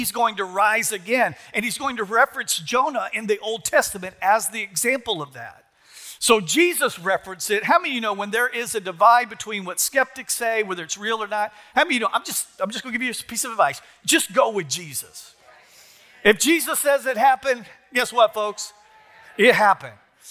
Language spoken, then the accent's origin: English; Texas, United States; moved away as an adult; also born or lived in New Orleans; I'm from Texas. We didn't celebrate Mardi Gras where I'm from.